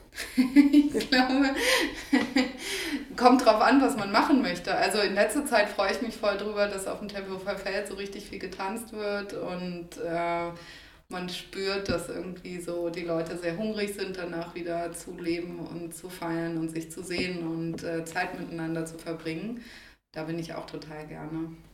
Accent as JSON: {"language": "German", "town": "Copenhagen", "region": "Capital Region of Denmark", "country": "Denmark", "tie": "born or raised there", "also_born_or_lived": "Heidelberg, Germany", "moved": "as an adult", "lives_now": "Berlin, Germany", "said": "aus Kopenhagen weg wollte, wo ich vorher gewohnt habe, wo ich auch aufgewachsen bin"}